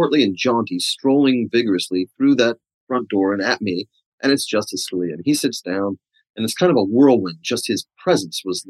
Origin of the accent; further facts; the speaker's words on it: New York City, New York, United States; moved away; I come from Staten Island, New York, which is, at least when I was there, 66% Italian.